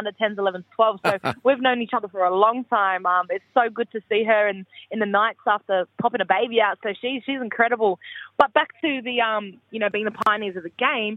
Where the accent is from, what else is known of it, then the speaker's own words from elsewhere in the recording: Perth, Western Australia, Australia; moved away; I was born in Western Sydney, and then it wasn't until Dad got a job in the mines over in Newman, Port Hedland, wherever he was, when we were younger. So we moved to Perth when I was 10